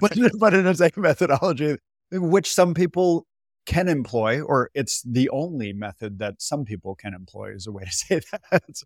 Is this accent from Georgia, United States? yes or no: no; near Boston, Massachusetts, United States; I grew up near Boston, Massachusetts